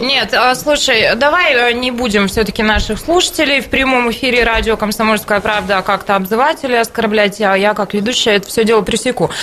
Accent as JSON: {"language": "Russian", "region": "Siberia", "country": "Russia", "said": "мы, сибиряки"}